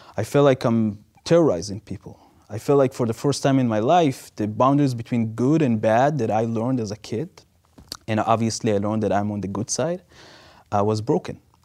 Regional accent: Israel; moved away; growing up in Israel

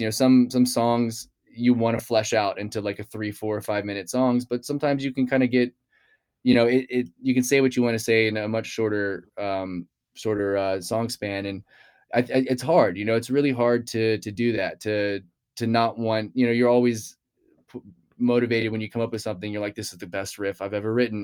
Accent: Houston, Texas, United States; I grew up in, in Texas, I grew up in Houston

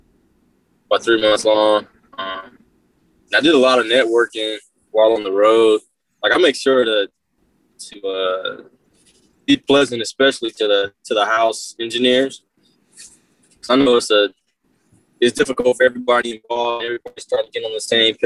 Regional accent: Inglewood, California, United States; I grew up in Inglewood, moved around a little bit, but born and raised

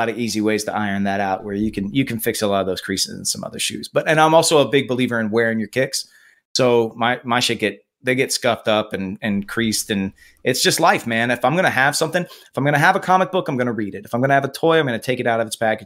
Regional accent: Nebraska, United States; moved away; I'm from Nebraska originally

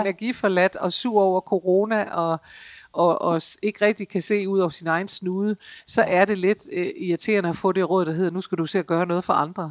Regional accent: Denmark; særligt som danskere

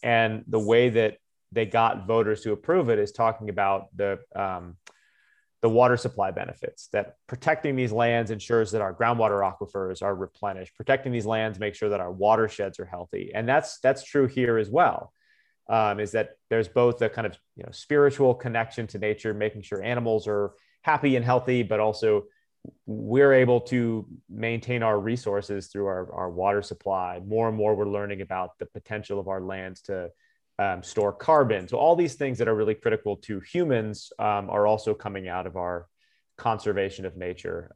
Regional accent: Tucson, Arizona, United States; moved away as an adult; also born or lived in Georgia; now in Colorado, United States; my hometown school

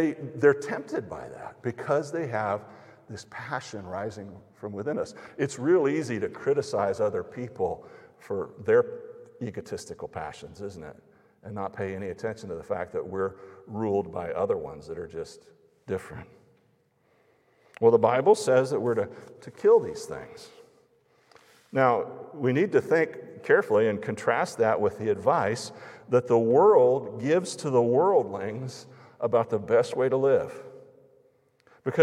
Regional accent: United States; American evangelical Christians

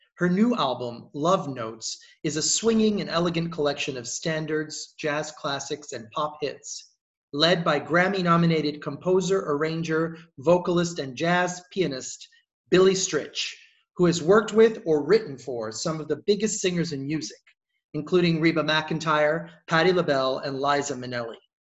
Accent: Rio de Janeiro, Brazil; moved away; grew up in in Rio, Rio de Janeiro

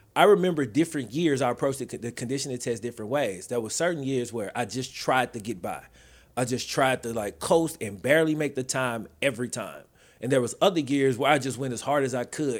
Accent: the South, United States; also born or lived in Mississippi / Louisiana; now in Texas, United States; I'm from the South

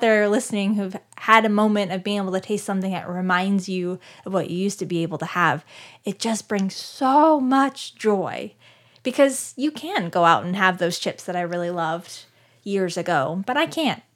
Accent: Scottsdale, Arizona, United States; moved away; I am from Scottsdale, Arizona. I was born and raised

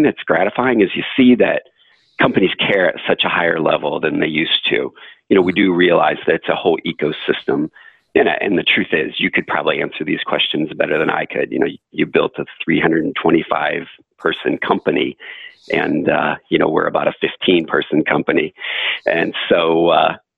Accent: Flint, Michigan, United States; I grew up in Flint, Michigan

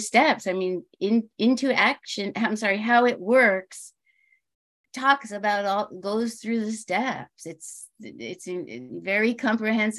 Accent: New York, United States; now in California, United States; I'm from New York

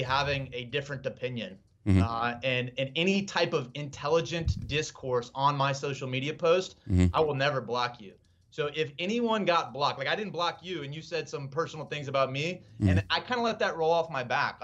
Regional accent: Ohio, United States; I am from Ohio

